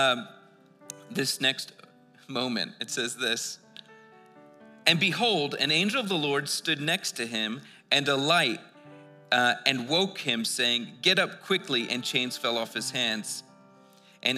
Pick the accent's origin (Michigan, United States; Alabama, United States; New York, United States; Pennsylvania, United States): Pennsylvania, United States; Philadelphia; we grew up in Philadelphia